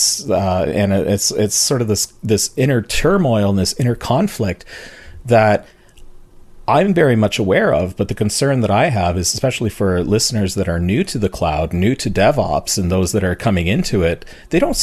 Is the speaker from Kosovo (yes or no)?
no; Canada; I'm Canadian